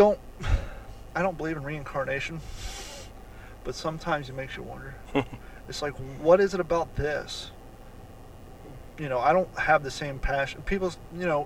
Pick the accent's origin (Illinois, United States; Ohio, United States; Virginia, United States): Ohio, United States; Growing up in Ohio